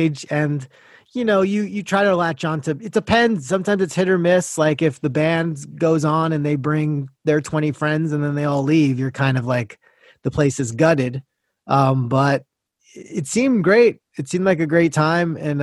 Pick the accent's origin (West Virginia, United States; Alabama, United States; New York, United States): New York, United States; Great Neck; I was in Great Neck at that time back home